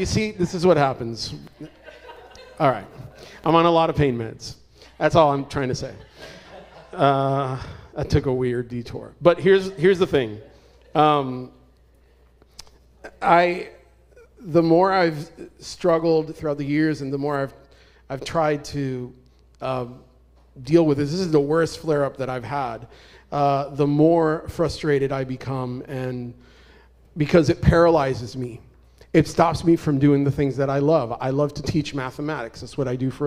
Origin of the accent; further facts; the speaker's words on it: Puerto Rico; moved away; also born or lived in Arizona; I'm originally from Puerto Rico.